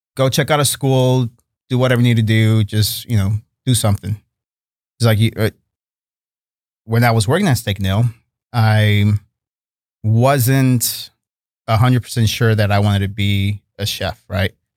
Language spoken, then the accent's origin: English; Chicago, Illinois, United States; also born or lived in Monterrey, Mexico; now in Fort Worth, United States; growing up in Chicago